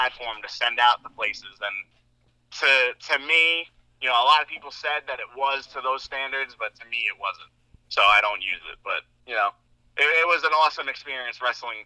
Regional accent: Islip, New York, United States; my hometown of Islip, New York

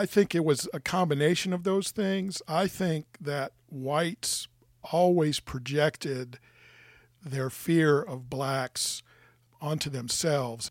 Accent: Norfolk, Virginia, United States; I was raised in Norfolk

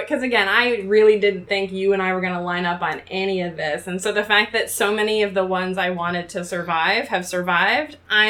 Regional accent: Chicago, Illinois, United States; moved away; also born or lived in Boston; when I moved from Boston to Chicago, and I'm from Chicago, my family is here

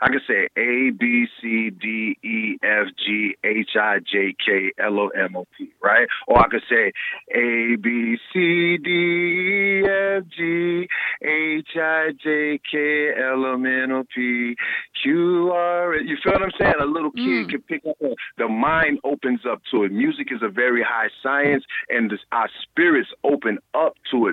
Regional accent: South Carolina, United States; moved away; also born or lived in New York / Atlanta; I grew up in the South. And, you know, I left down south because, you know, I'm from South Carolina

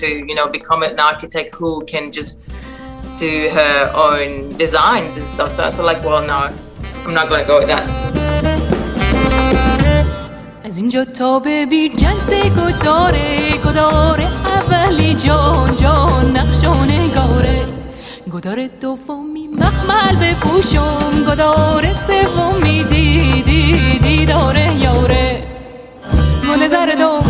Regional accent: Iran; born or raised there; moved away as an adult; now in Perth, Australia

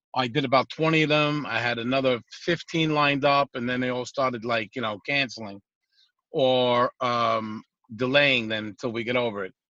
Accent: New York City, New York, United States; also born or lived in Gravesend, Brooklyn / Bay Ridge, Brooklyn; now in Long Island, United States; I'm from Brooklyn

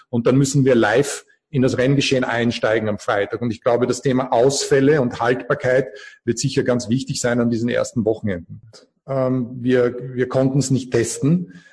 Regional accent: Austria; Ich als Österreicher freue mich natürlich besonders

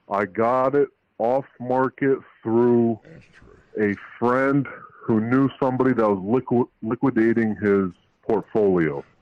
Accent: Albania; now in New Port Richey, United States

